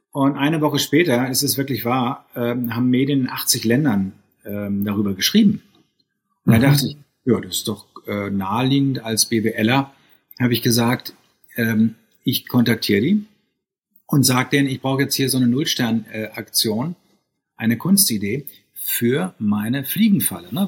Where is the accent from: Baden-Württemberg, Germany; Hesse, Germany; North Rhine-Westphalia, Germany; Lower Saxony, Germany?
North Rhine-Westphalia, Germany; Bielefeld; also born or lived in St. Gallen, Switzerland; Ich bin in Bielefeld geboren, habe in Bielefeld die Schulen besucht, Abitur gemacht und bin dann zum betriebswirtschaftlichen Studium nach St. Gallen in die Schweiz gegangen.